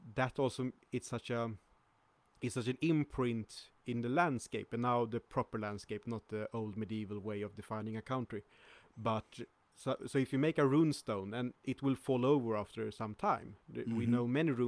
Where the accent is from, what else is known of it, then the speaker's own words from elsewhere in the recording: Sweden; I was born in Uppland